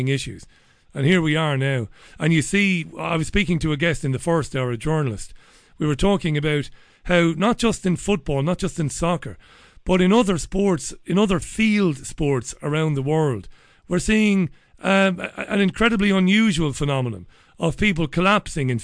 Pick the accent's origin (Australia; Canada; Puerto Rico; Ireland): Ireland; Waterford, Munster; now in Salford, United Kingdom; I'm in Salford, and I'm in a real, it's like very much where I grew up in Waterford